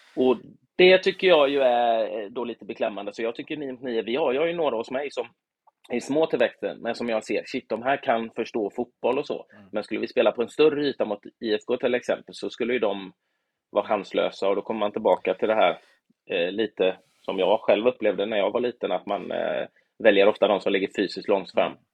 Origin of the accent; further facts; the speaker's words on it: Gothenburg, Västra Götaland, Sweden; i den lilla klubb jag växte upp i, Göteborg